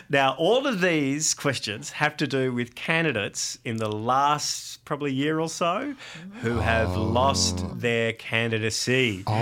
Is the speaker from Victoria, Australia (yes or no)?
yes; Geelong, Victoria, Australia; I grew up in Geelong and I cannot have that stand.